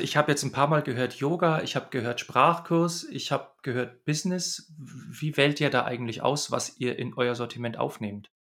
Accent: Bavaria, Germany; ich komme ja aus Bayern.

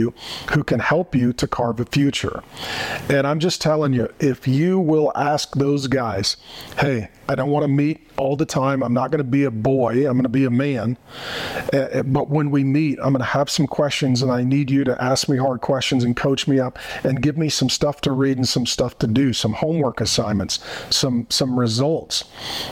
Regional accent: Arizona, United States; my home state of Arizona

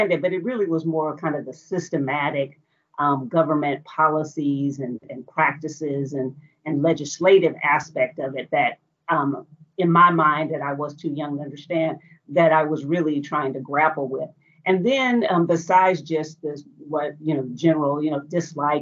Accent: Portland, Oregon, United States; I grew up in Portland, Oregon, in the United States

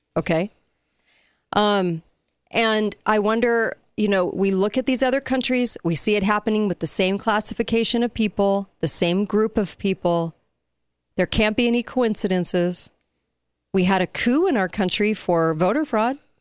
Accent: near Garden Grove, California, United States; I grew up near Garden Grove

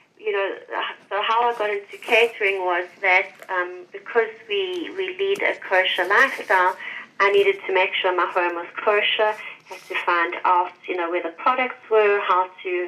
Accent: Johannesburg, Gauteng, South Africa; moved away as an adult; now in United Arab Emirates; So I come from Johannesburg. Well, I come from South Africa. I was living in Johannesburg before we moved to the UAE.

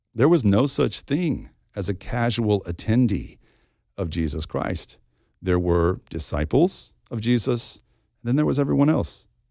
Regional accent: the Bible Belt, United States; When I was a kid growing up in the Bible Belt

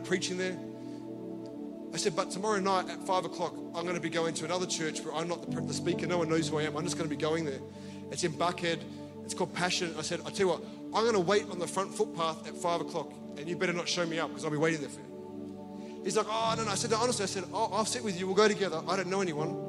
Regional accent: Australia; I'm from Australia

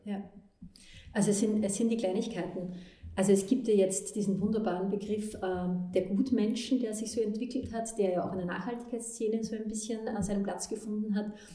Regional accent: Vienna, Austria; ich bin in Wien geboren und in eine Leistungssportlerfamilie reingeboren worden

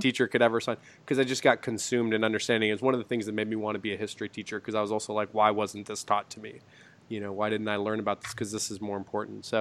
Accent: Tulsa, Oklahoma, United States; I grew up in Tulsa

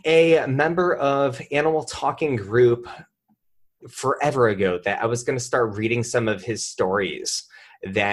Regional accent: the Berkshires, Massachusetts, United States; this is coming from a Northeastern boy, like, I'm from the Berkshires

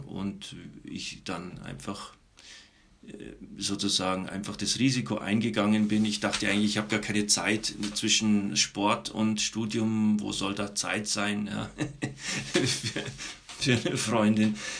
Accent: Munich, Bavaria, Germany; Ich komme aus München. Ich bin da aufgewachsen.

